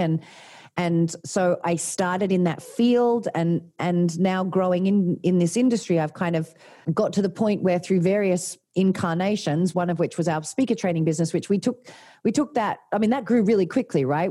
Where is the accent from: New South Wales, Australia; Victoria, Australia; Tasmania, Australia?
Tasmania, Australia; moved away as an adult; also born or lived in Sydney; I'm from Tasmania, um, little country town in, in Tasmania